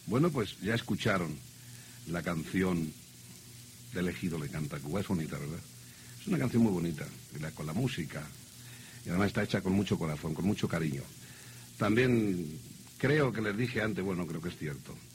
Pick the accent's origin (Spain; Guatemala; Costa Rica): Spain; moved away as an adult; now in Mexico; soy español